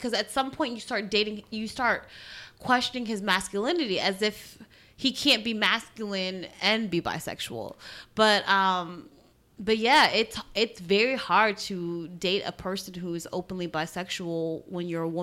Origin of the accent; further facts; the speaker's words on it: Trinidad & Tobago; I'm from Trinidad, or my family's from Trinidad